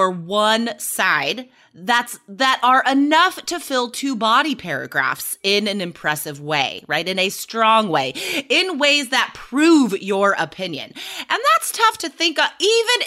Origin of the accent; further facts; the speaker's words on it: Nevada, United States; I was growing up in Nevada